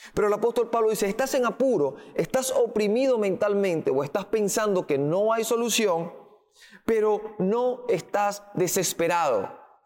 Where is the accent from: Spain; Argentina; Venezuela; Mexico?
Venezuela; Creemos como venezolanos